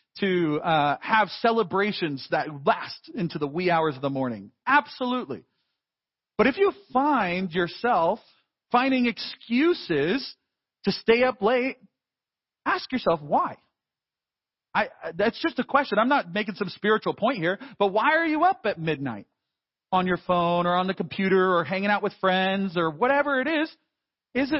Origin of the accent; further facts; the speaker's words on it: United States; as American Christians